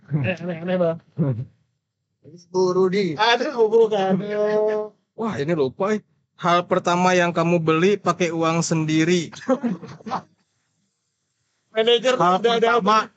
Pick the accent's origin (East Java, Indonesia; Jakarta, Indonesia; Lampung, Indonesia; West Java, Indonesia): West Java, Indonesia; Depok; now in Bandung, Indonesia; aku kan orang Depok kan terus kayak kesini kayak udahlah di sini aja kayaknya udah nyaman gitu